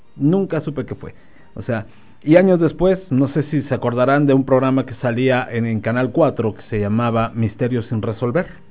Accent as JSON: {"language": "Spanish", "town": "Nezahualcóyotl", "region": "State of Mexico", "country": "Mexico", "tie": "born or raised there", "moved": "yes", "said": "allá en mi tierra natal, allá en Ciudad Nesa"}